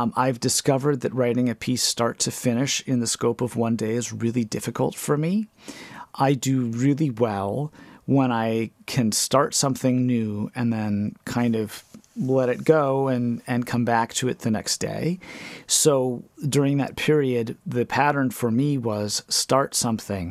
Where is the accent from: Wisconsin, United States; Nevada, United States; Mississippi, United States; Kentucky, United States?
Wisconsin, United States; Wales; I grew up in Wales, Wisconsin